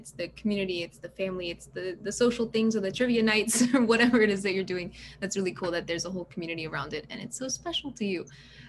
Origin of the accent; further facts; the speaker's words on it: Birmingham, Alabama, United States; I'm from Birmingham, Alabama. So not the same Birmingham.